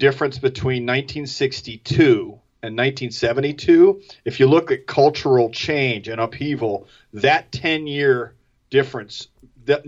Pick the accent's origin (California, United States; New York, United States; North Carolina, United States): New York, United States; Orange County; moved away as an adult; also born or lived in Rhode Island; I was from Orange County, New York